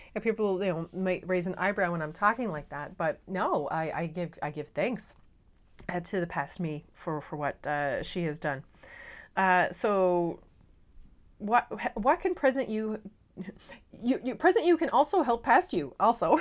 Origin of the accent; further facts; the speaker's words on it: Newfoundland and Labrador, Canada; now in Netherlands; I'm a Newfoundlander and Canadian coming to you from uh, a city just south of Amsterdam in the Netherlands